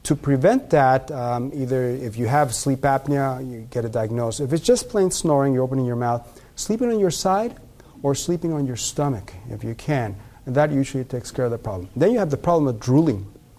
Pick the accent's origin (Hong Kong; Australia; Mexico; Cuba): Mexico; now in United States; And that when Mexicans come from Mexico, you know, I'm a Mexican, we came from Mexico, become more Americanized, now we have the same problems.